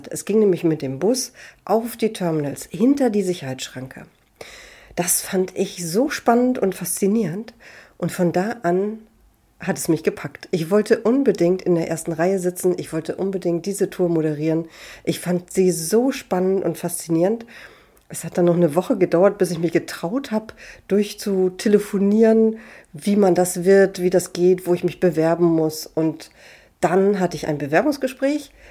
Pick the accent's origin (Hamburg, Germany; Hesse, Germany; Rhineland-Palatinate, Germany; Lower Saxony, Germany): Hamburg, Germany; Ich wurde in Hamburg geboren, bin in Hamburg aufgewachsen und im schönen Stadtteil Niendorf zur Schule gegangen.